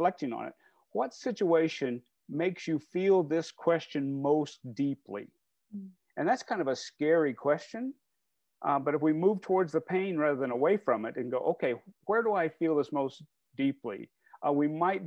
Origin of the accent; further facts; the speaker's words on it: Indiana, United States; moved away as an adult; now in New England, United States; I'm originally from Indiana